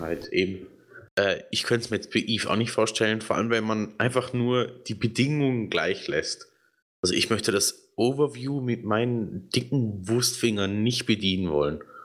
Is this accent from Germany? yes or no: no; Switzerland; hier bei uns in der Schweiz